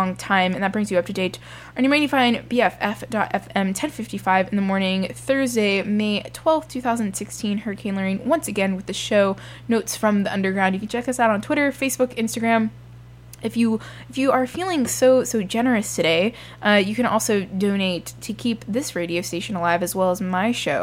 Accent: Miami, Florida, United States; moved away; I grew up in Miami

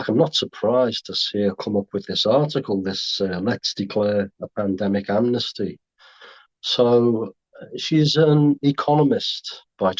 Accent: Merseyside, North West England, United Kingdom; I come from, I'm from Merseyside

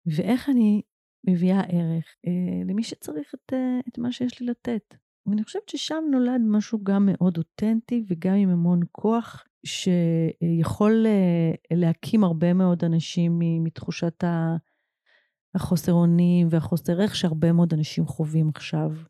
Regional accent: Israel; גדלתי בקיבוץ

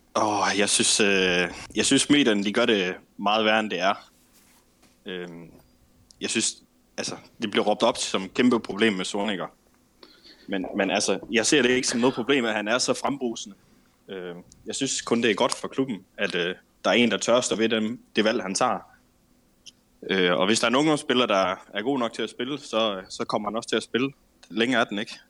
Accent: Herning, Central Denmark Region, Denmark; now in Ikast, Denmark; Jeg kommer fra Herning

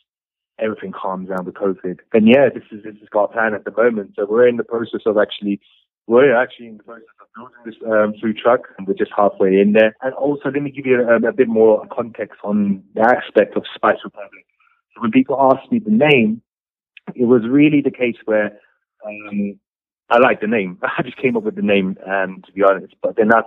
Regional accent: London, United Kingdom; now in Switzerland; I'm also from London.

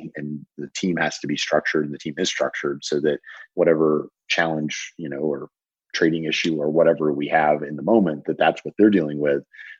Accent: the South, United States; I was taught to cook by my grandmothers growing up in the South.

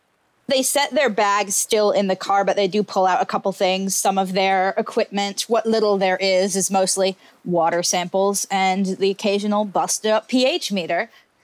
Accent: Rhode Island, United States; I'm from Rhode Island and I know what Quahoggin looks like.

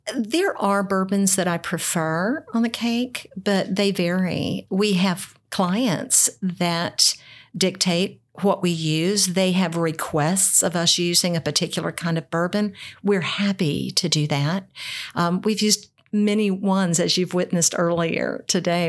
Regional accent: Foreman, Arkansas, United States; now in Louisville, United States; nobody knows where Foreman, Arkansas is. That's where I was raised.

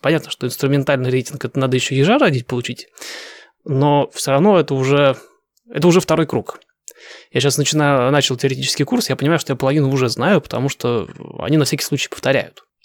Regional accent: Russia; moved away as an adult; now in United States

